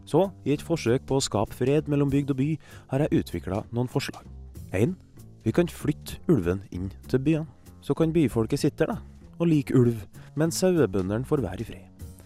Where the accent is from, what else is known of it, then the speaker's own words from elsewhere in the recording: Kristiansund, Møre og Romsdal, Norway; Uh, hei. Jeg er fra Kristiansund et sted som ikke er bygd, men som heller under ingen omstendigheter bør klassifiseres som en by.